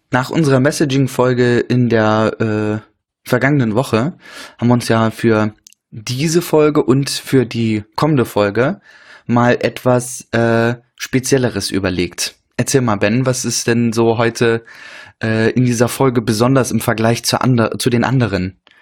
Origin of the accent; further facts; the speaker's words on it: Rostock, Mecklenburg-Vorpommern, Germany; moved away; meine Heimatstadt äh, Rostock